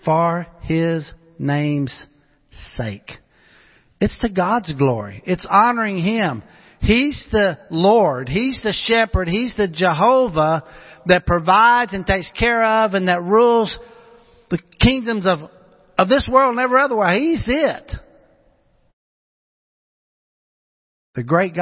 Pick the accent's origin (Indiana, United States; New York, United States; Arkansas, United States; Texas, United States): Arkansas, United States; Pocahontas; moved away; where I grew up back home in Pocahontas, Arkansas